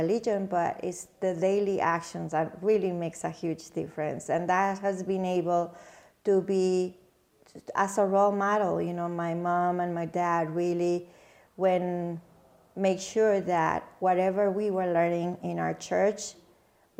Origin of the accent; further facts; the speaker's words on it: Mexico; now in Michigan, United States; me growing up in Mexico